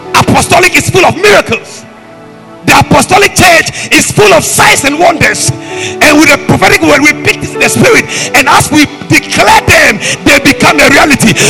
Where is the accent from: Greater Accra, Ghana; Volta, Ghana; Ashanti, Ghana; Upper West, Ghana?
Volta, Ghana; Dabala; Dabala, Dabala, that's my hometown